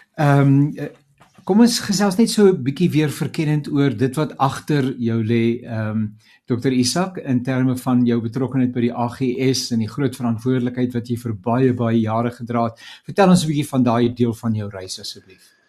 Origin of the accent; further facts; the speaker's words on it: South Africa; ons as Suid-Afrikaners